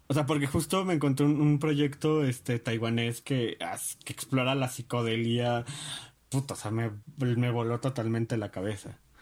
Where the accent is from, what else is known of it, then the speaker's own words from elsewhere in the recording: Mexico; soy este mm, mexicano